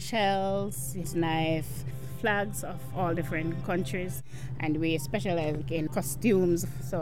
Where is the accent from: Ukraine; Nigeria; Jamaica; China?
Jamaica; now in Provincetown, United States; You know, I'm from Jamaica, but I've been working here for the past 23 years